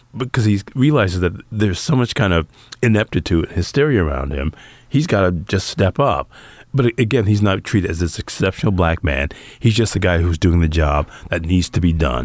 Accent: Detroit, Michigan, United States; growing up in Detroit

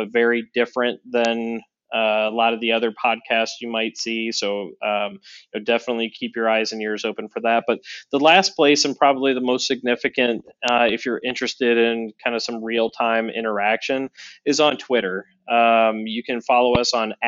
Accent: Northeast Ohio, United States; also born or lived in Cincinnati, Ohio; now in Chicago, United States; I grew up in Northeast Ohio, about an hour and a half south of Cleveland

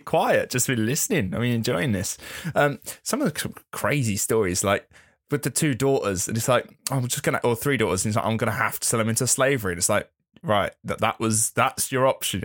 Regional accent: England, United Kingdom; being English

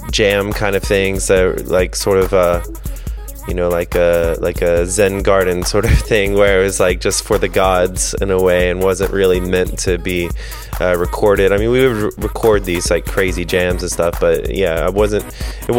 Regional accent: North Carolina, United States; growing up in North Carolina, I didn't really know that many musicians

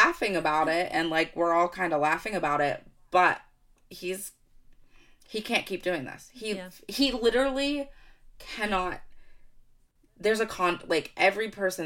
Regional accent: United States

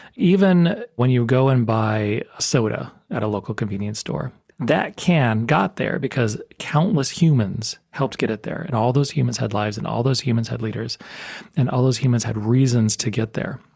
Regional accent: El Paso, Texas, United States; now in Tucson, United States; I grew up in El Paso, Texas.

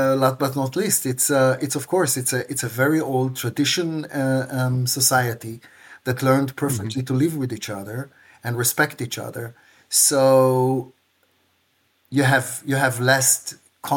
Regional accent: Tel Aviv, Tel Aviv District, Israel; moved away as an adult; now in Regensburg, Germany; I grew up in Tel Aviv

